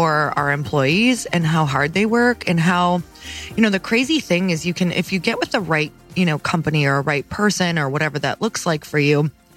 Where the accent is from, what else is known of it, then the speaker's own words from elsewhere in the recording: Midwest, United States; I'm from the Midwest